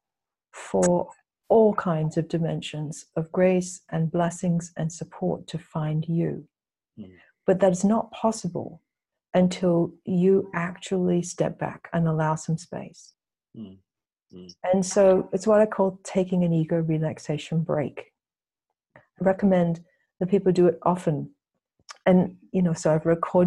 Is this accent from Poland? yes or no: no; Australia; also born or lived in England; now in United States; I grew up in Australia